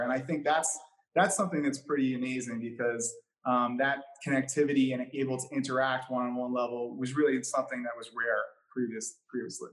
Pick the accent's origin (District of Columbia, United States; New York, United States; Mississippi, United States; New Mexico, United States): New York, United States; New York City; growing up in New York City